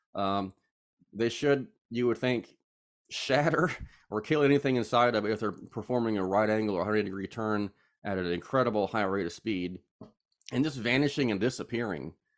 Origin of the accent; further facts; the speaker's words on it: Charlotte, North Carolina, United States; now in Statesboro, United States; I am from Charlotte, North Carolina. I currently live in Statesboro, Georgia